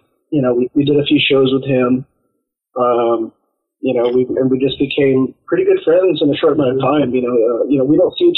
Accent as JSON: {"language": "English", "region": "Texas", "country": "United States", "said": "I'm from Texas"}